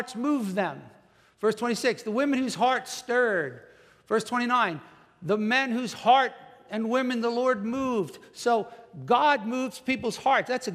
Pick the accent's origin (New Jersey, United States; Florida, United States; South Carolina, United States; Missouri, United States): New Jersey, United States; moved away; I'm from New Jersey